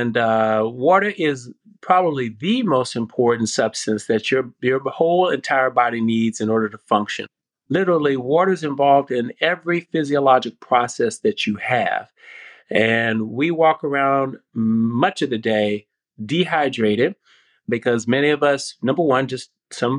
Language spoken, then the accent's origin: English; North Carolina, United States; I grew up in North Carolina. I call it North Cackalacky.